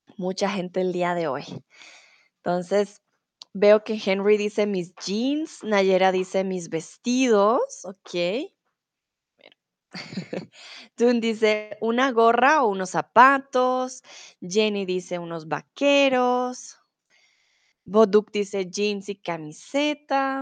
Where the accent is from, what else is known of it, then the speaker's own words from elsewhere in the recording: Colombia; now in Germany; soy de Colombia, comúnmente vivo en Alemania